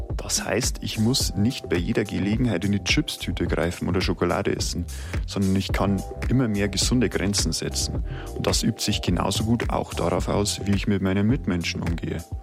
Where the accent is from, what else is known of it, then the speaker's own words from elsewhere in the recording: Germany; Bei uns in Deutschland